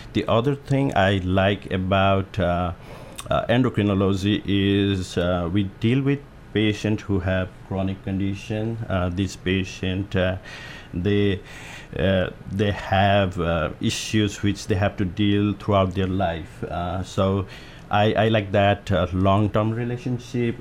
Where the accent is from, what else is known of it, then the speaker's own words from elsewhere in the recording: Nepal; also born or lived in Omaha, Nebraska; now in Hermiston, United States; I'm from Nepal, so we do have hills, mountain over there.